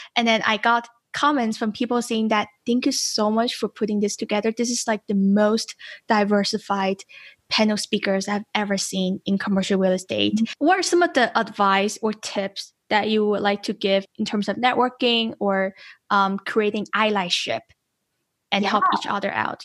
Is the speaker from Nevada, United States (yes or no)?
yes; Las Vegas, Nevada, United States; I'm from Las Vegas